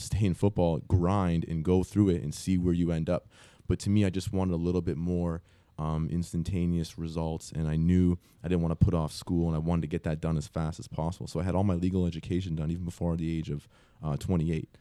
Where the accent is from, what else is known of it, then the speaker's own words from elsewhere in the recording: Canada; moved away; also born or lived in Michigan; I'm actually from Canada